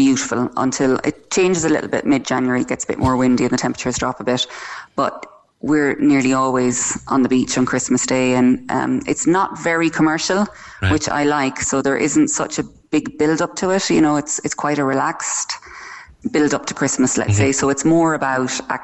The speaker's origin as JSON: {"language": "English", "country": "Ireland", "moved": "as an adult", "lives_now": "Cyprus", "said": "it's something that we do as Irish that other nationalities don't seem"}